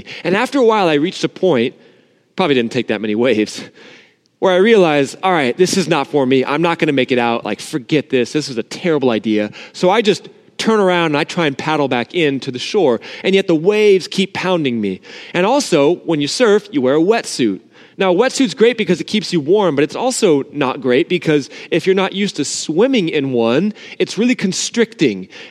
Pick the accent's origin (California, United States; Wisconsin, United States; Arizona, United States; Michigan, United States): California, United States; Southern; I grew up in Southern California like a lot of you guys too. But even though I grew up here